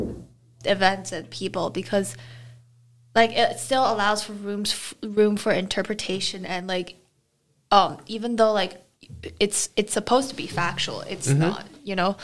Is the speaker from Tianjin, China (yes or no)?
no; Beijing, China; moved away; I'm from Beijing